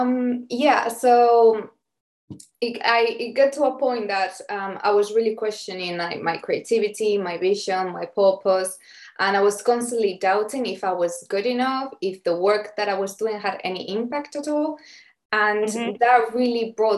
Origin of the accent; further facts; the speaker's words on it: Spain; moved away as an adult; now in London, United Kingdom; I'm originally from Spain